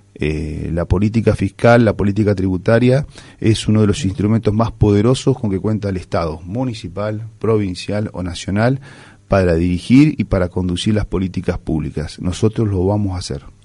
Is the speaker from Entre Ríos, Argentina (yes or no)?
no; Cholila, Trevelin and Esquel, Chubut, Argentina; somos los pueblos de Cholila, Trevelin y Esquel